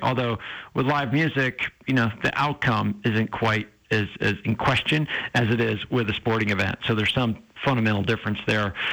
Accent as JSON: {"language": "English", "region": "New Hampshire", "country": "United States", "tie": "born or raised there", "moved": "yes", "said": "I grew up in New Hampshire"}